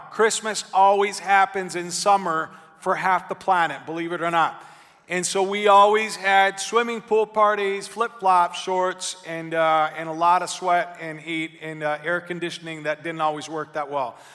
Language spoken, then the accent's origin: English; Argentina; also born or lived in Menominee, Wisconsin, United States; my family, even though I grew up in Argentina, I was born in Menominee, Wisconsin, which is not as eccentric as Buenos Aires, Argentina.